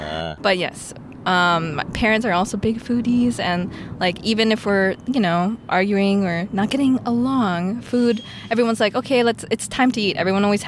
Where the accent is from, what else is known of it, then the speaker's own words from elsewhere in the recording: California, United States; Yes. But so I'm Filipino American. Both my parents from the Philippines.